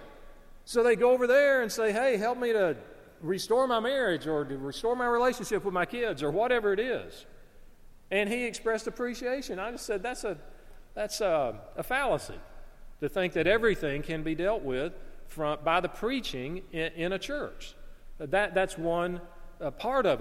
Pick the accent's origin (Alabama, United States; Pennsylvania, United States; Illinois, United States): Alabama, United States; I'm from Alabama.